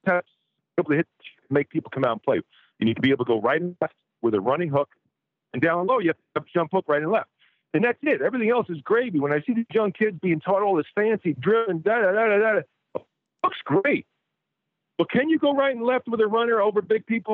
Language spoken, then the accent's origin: English; North Shore, Long Island, New York, United States; moved away as an adult; I grew up in North Shore, Long Island, maybe 20 miles outside the city.